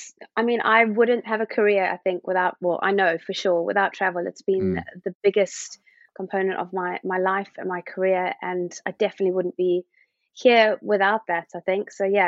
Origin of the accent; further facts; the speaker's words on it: Somerset West, Western Cape, South Africa; moved away as an adult; now in United Kingdom; I was born in Cape Town and I grew up in a small little town called Somerset West, Rest, as we call it as adults, because it's quite a sleepy town, but it is next to all the vineyards.